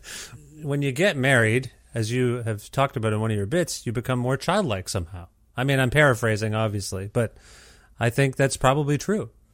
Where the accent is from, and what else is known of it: Canada